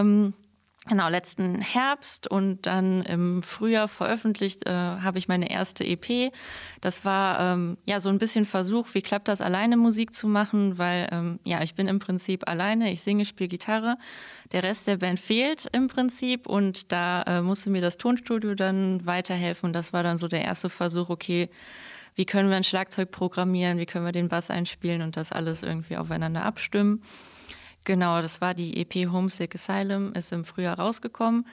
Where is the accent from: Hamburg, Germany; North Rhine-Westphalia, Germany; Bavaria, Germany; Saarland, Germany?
North Rhine-Westphalia, Germany; Mönchengladbach; moved away as an adult; now in Straelen, Germany; ich komme aus Mönchengladbach, wohne mittlerweile in Strahlen, aber mein Herz ist natürlich noch äh, hier in Gladbach